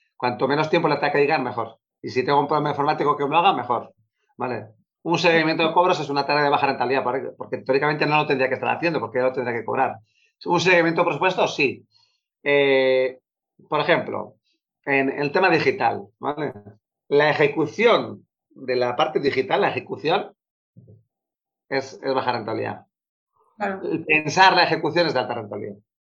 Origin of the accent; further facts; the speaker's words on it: Bilbao, Basque Country, Spain; soy de Bilbao